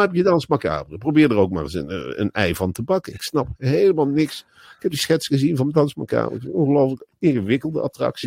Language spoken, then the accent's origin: Dutch; Netherlands; Als Nederlander